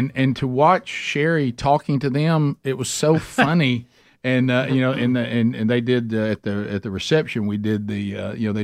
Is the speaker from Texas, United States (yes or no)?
no; Alabama, United States; We're from Alabama